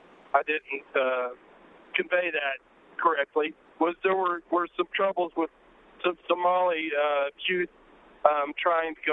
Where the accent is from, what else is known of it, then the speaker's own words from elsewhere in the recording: Ottawa, Kansas, United States; I'm from Ottawa, Kansas